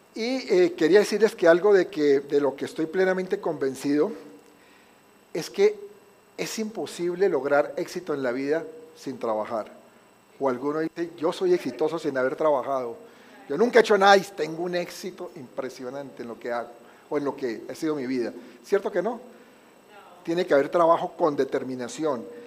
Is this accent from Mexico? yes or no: no; Colombia; moved away; es que en Colombia